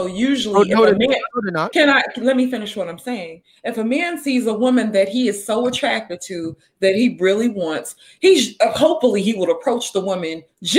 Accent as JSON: {"language": "English", "region": "Mississippi", "country": "United States", "tie": "born or raised there", "said": "I grew up in Mississippi, right?"}